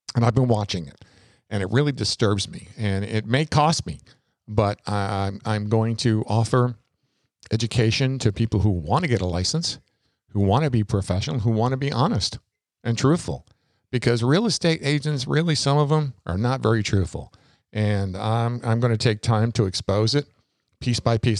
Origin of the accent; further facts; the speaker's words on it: New York, United States; moved away as an adult; now in Florida, United States; I was brought up in New York. I was born in New York, uh, lived there until I was eighteen and moved here to Florida